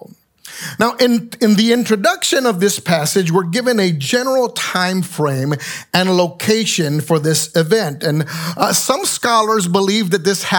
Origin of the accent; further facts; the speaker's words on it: San Juan, Puerto Rico; moved away; I grew up in San Juan, Puerto Rico